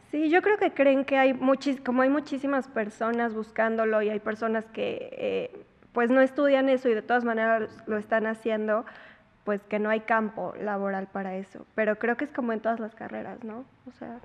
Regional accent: Puebla, Mexico; nací en Puebla, crecí en Puebla, toda mi vida he vivido en Puebla

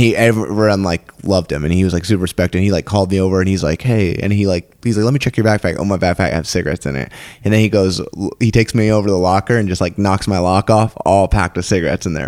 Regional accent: San Diego, California, United States; also born or lived in New York / Texas; I was born in New York and then moved over to San Diego

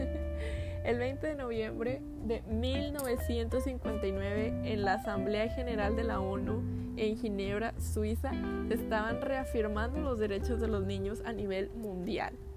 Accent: northern Mexico, Mexico; siendo norteños

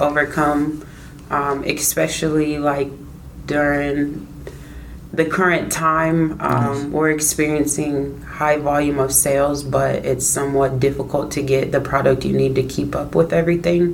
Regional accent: Des Moines, Iowa, United States; am from Des Moines, Iowa, born and raised.

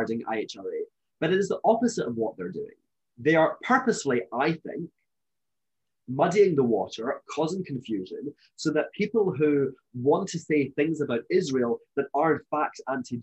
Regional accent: Scotland, United Kingdom; I'm from Scotland, as you may know, you may be able to tell from my accent

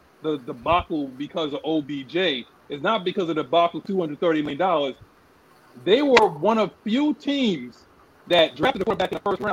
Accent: New York, United States; I'm from New York

